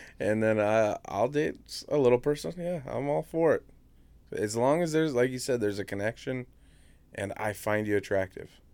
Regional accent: Indiana, United States; moved away; I grew up in Indiana

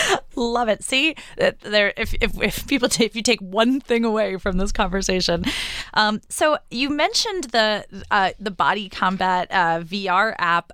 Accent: New York, United States; my my New Yorker heart

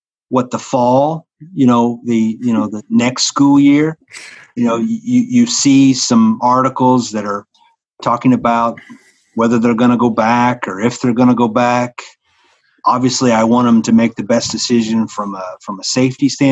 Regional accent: Mitchell, Indiana, United States; now in Henry County, Indiana, United States; I grew up in Mitchell, Spring Mill State Park's down there

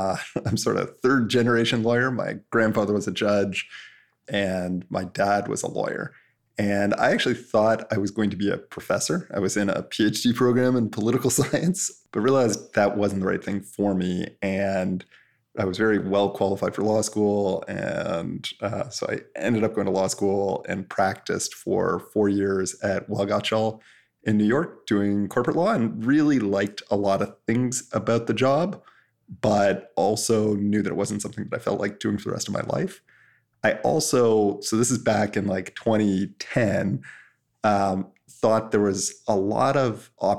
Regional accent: Canada; which is like the Canadian MIT, and I'm Canadian, so kind of made sense.

